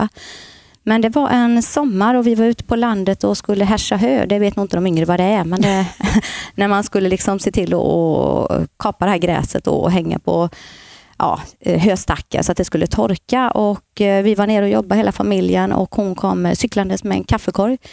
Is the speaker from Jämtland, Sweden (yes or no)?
no; Gislaved, Jönköping County, Sweden; moved away as an adult; now in Borås, Sweden; Född och uppvuxen i Gislaved